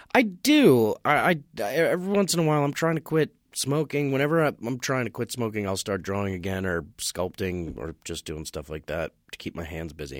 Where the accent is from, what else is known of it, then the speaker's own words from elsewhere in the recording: Eastchester, New York, United States; I grew up in Westchester County in New York